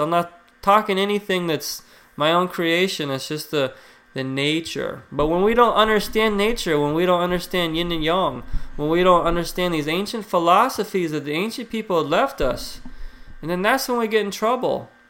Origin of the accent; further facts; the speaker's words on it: United States; we're the most obese country in the world.